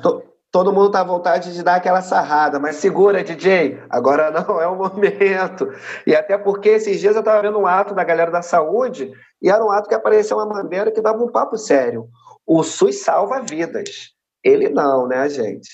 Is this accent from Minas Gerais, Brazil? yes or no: no; Rio de Janeiro, Brazil; sou cria aqui da Maré, uma favela aqui do Rio de Janeiro